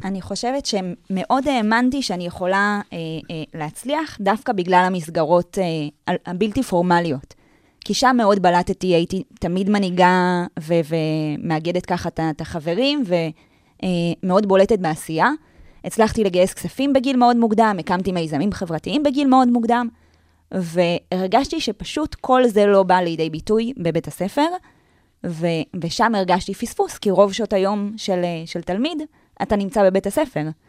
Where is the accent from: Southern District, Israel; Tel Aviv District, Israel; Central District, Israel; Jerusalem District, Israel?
Tel Aviv District, Israel; Tel Aviv; אני גדלתי בתל אביב